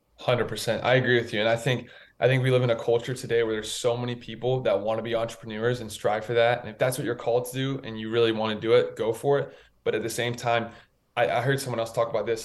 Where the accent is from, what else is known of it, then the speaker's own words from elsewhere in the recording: Raleigh, North Carolina, United States; I'm from Raleigh, North Carolina. I grew up in uh, in North Carolina